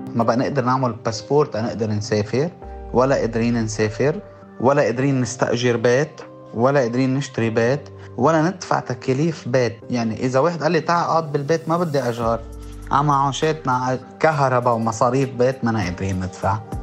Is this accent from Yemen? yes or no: no; Lebanon; من لبنان